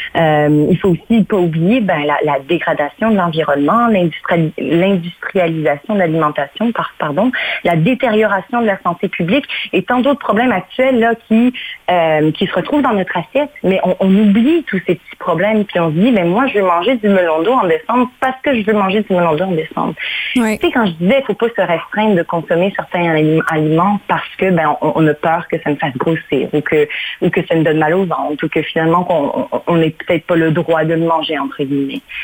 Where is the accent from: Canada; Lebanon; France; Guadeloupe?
Canada; moved away as an adult; also born or lived in Mauritius; now in Portugal; j'ai grandi, je suis née à l'île Maurice. Mes parents ont eu l'excellente idée d'immigrer au, au, Canada lorsque j'avais 9 ans. Donc, j'ai grandi au Canada